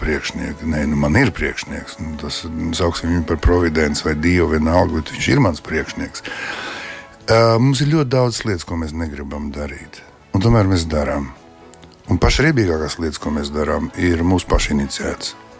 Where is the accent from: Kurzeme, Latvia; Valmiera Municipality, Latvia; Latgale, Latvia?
Kurzeme, Latvia; Liepāja; also born or lived in Leningrad; es piedzimu un uzaugu Pastilā 11. liepājā